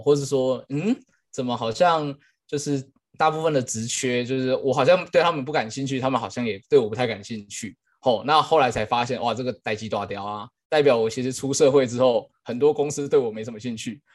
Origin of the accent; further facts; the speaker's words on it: Hsinchu, Taiwan; moved away as an adult; also born or lived in Kaohsiung, Taiwan / Changhua, Taiwan; 我是新竹人，那当时大学研究所都在高雄念